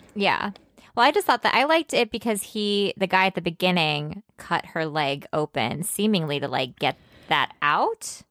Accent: Chicago, Illinois, United States; I grew up in Chicago

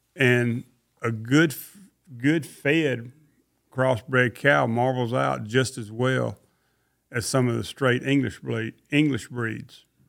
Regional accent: Mississippi, United States; now in Forsyth, United States; I come from Mississippi, and my daddy had a lot of ear cattle.

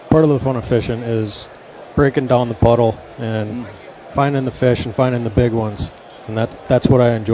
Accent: Green Bay, Wisconsin, United States; Uh, well, I'm from Green Bay, like I said. Uh, my home lake is Lake Winnebago.

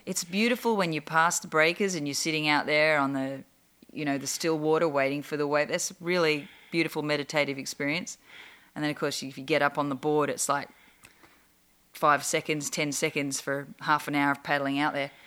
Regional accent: Australia; now in Los Angeles, United States

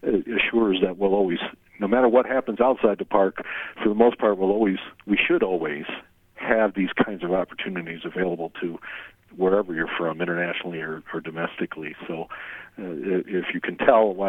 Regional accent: Syracuse, New York, United States; moved away as an adult; now in Yellowstone National Park, United States; But I'm from Syracuse, New York

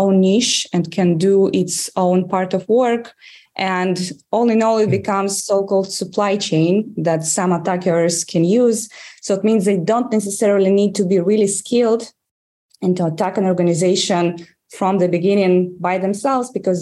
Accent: Russia; English is a second language; moved away as an adult; now in Israel; As you can probably judge from my accent, I grew up in Russia, and I was working as a journalist in Russia.

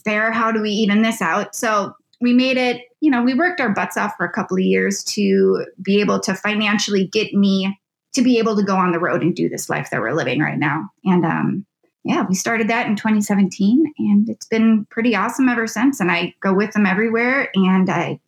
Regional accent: Edina, Minnesota, United States; I grew up in the cities. I grew up in Edina.

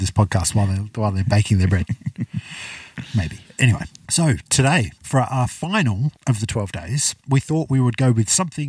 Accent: England, United Kingdom; moved away; I'm surprised you haven't mentioned that I'm Welsh, but I'm not. I'm English.

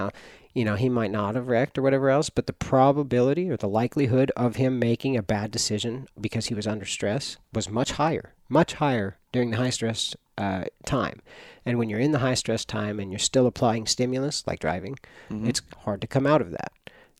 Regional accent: Myrtle Creek, Oregon, United States; I grew up in Myrtle Creek. I've had elk.

